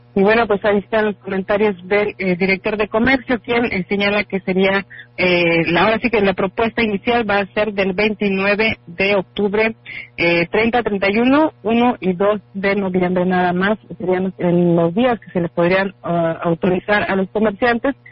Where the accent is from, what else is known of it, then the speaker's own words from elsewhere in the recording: Mexico; como buenos mexicanos